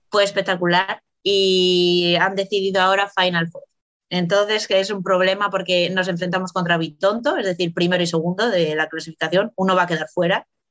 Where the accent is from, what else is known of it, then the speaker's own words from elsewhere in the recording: Valladolid, Castile and León, Spain; moved away as an adult; also born or lived in Italy / Burela; Salí con 24, 25 años de Valladolid